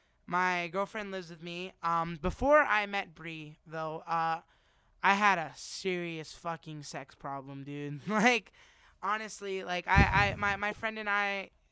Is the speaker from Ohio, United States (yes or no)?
no; New York, United States; My family is a fan of the Giants, too, because we're from New York.